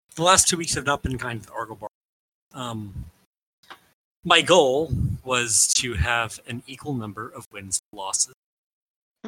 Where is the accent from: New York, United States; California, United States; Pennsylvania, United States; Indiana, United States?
Indiana, United States; Indianapolis; I grew up in Indianapolis when the when the Colts won the Super Bowl